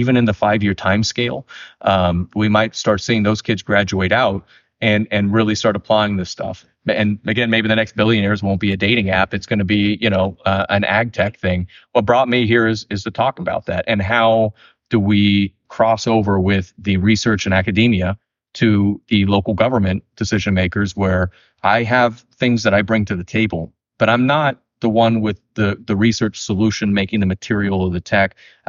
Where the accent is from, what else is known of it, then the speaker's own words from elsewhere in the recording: California, United States; I grew up in Tuolumne County, but I went down there for a few years.